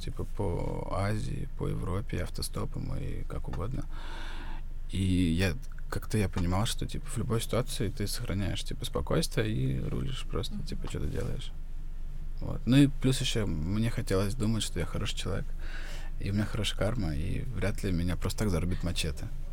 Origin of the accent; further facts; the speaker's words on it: Ryazan, Ryazan Oblast, Russia; moved away as an adult; now in Georgia; я из Рязани